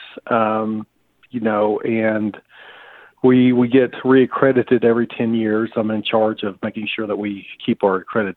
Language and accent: English; Mooreland, Oklahoma, United States; moved away as an adult; now in Weatherford, United States; I was raised in Mooreland, Oklahoma